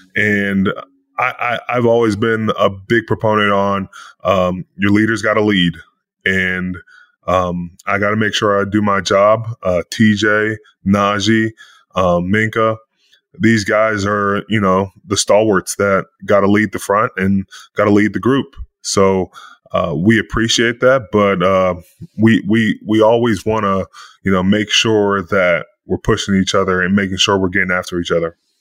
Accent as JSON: {"language": "English", "town": "Pittsburgh", "region": "Pennsylvania", "country": "United States", "moved": "yes", "said": "I'm from Pittsburgh, but now I'm back in Pittsburgh"}